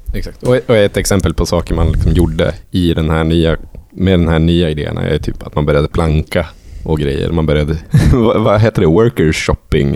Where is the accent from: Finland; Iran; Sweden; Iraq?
Sweden; där jag är ifrån, så utanför vinden